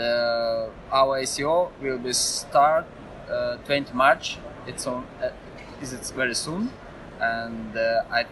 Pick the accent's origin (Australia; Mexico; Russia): Russia; I am from Russia